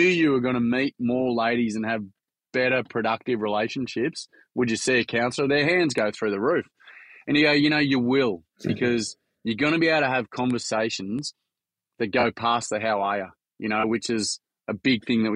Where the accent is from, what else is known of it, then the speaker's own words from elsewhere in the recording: Queensland, Australia; I'm a Queenslander, so we only got colour TV up there a few months ago.